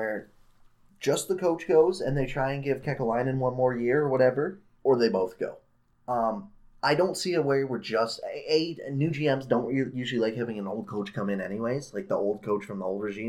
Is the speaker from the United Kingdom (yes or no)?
no; Canada; as a Canadian.